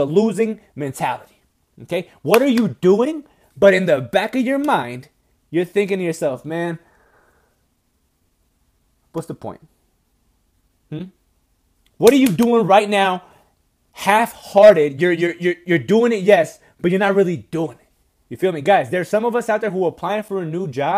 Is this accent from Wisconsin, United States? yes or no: yes; Wisconsin, United States; moved away; I'm from Wisconsin